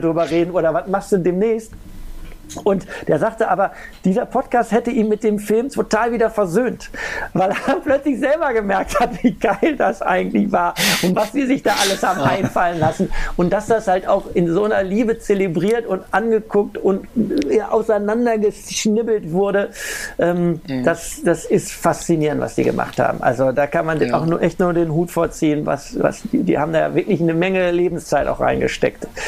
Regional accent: Ruhr area, North Rhine-Westphalia, Germany; ich komme aus dem Ruhrgebiet

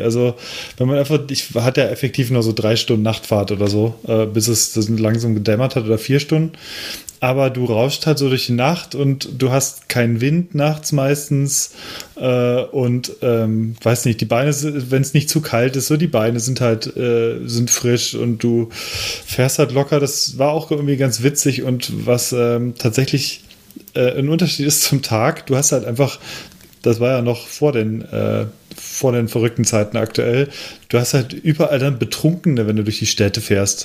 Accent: Cologne, North Rhine-Westphalia, Germany; moved away; nach Köln fahren wollte, äh, in meine alte Heimatstadt von meinem jetzigen Wohnort aus

